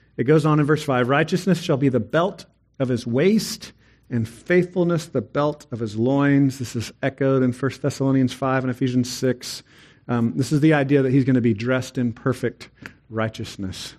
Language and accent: English; Texas, United States; I'm a Texan